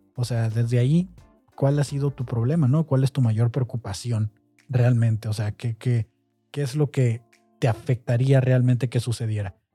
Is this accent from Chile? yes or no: no; Mexico; nosotros como mexicanos